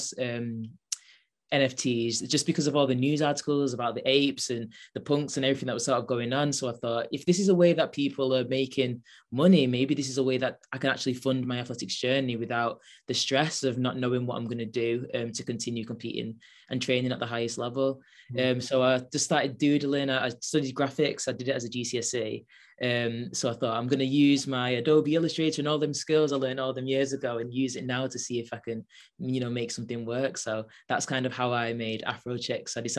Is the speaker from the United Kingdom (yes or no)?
yes; Manchester, North West England, United Kingdom; I'm 24, and I'm from Manchester